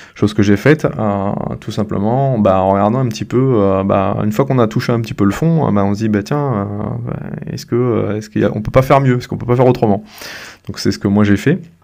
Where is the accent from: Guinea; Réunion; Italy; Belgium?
Réunion; La Possession; moved away as an adult; now in Mende, France; je, suis originaire de l'île de la Réunion, c'est là où j'ai grandi et que j'ai fait mes études